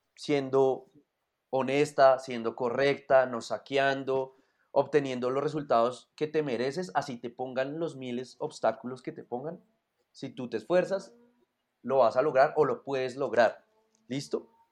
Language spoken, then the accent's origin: Spanish; Colombia; nacimos en Colombia